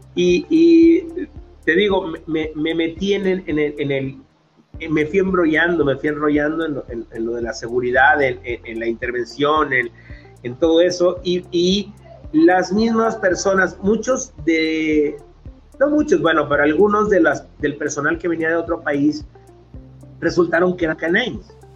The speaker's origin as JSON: {"language": "Spanish", "town": "Culiacán", "region": "Sinaloa", "country": "Mexico", "said": "Yo soy de Culiacán, Sinaloa"}